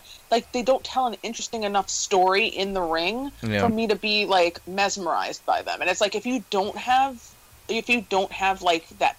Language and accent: English; Long Island, New York, United States; moved away; I'm from Long Island